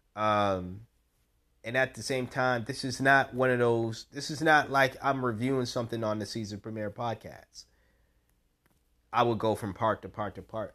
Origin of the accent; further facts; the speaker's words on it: United States; an American